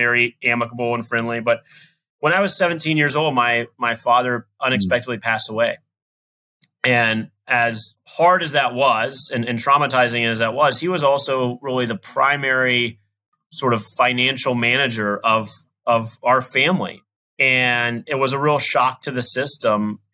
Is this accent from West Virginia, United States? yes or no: yes; Southern West Virginia, United States; I grew up in West Virginia, in Southern West Virginia, and, you know, had a wonderful, wonderful childhood